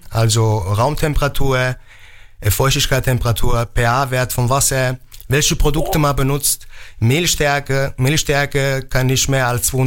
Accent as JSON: {"language": "German", "town": "Mainz", "region": "Rhineland-Palatinate", "country": "Germany", "tie": "born or raised there", "also_born_or_lived": "Naples", "said": "Genau, ich bin in Mainz äh, geboren, aufgewachsen und dann mit äh, ungefähr 18 bin ich nach Neapel"}